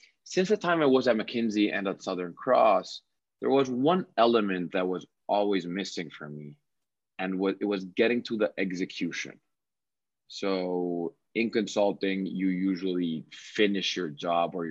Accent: Cali, Valle del Cauca, Colombia; also born or lived in Bogota, Colombia; born and raised in Cali, Colombia

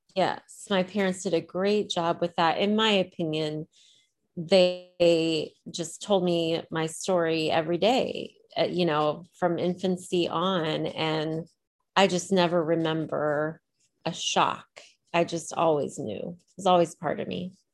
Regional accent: Decatur, Illinois, United States; moved away as an adult; also born or lived in Champaign, Illinois; now in Ohio, United States; So I grew up in Decatur, Illinois. I was born in Champaign, Illinois

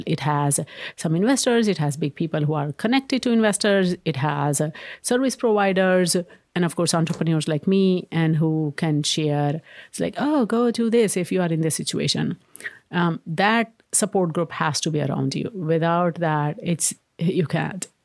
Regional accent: India; moved away as an adult; also born or lived in Maryland, United States; now in Redmond, United States; When I was growing up in India

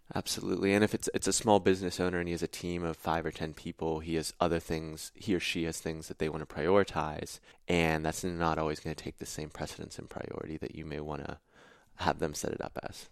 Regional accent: Pittsburgh, Pennsylvania, United States; I'm from Pittsburgh

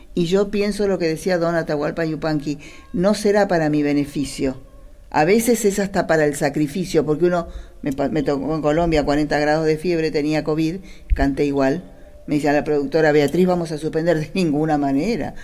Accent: Argentina; en esta tierra nuestra, del este, como decimos Argentina hoy

